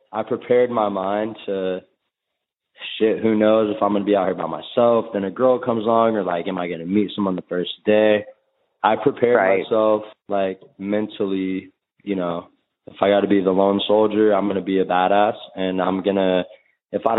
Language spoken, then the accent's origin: English; Jackson, California, United States; I'm from Jackson, California, small country town in Northern California